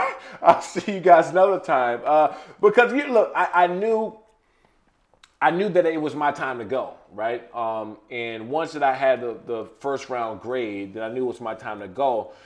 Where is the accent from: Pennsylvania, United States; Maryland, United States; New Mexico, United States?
Maryland, United States; Prince George's County; I grew up in Prince George's County, Maryland. We grew up in bad, bad times there.